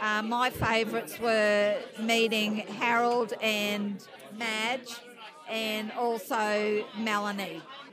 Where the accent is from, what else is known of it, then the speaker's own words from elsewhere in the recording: Brisbane, Queensland, Australia; I'm from Brisbane.